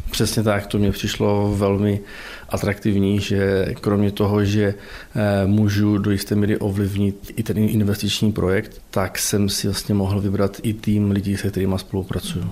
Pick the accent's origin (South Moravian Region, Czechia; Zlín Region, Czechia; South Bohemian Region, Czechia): Zlín Region, Czechia; near Zlín, Central Moravia; moved away as an adult; also born or lived in Opava; now in Ostrava, Czech Republic; pocházím eh, od Zlína, ze Střední Moravy